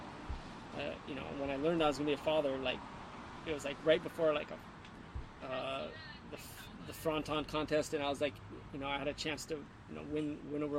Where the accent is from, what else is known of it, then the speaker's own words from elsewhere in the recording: Hawaii, United States; you get to see how lucky you really are growing up in Hawaii